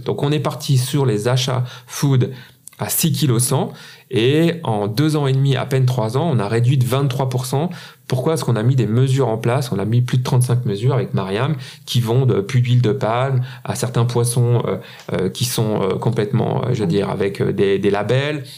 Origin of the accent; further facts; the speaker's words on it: Switzerland; en Suisse. Hein. Un petit pays comme le nôtre